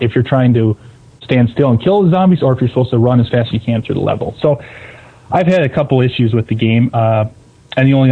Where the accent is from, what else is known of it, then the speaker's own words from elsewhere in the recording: Milwaukee area, Wisconsin, United States; I've never lived anywhere except for this area